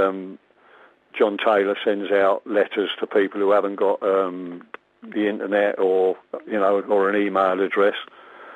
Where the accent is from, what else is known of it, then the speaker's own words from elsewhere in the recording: Croydon, London, United Kingdom; I came from Croydon. They used to call me the up the roader, you know, because I didn't come from round Wycombe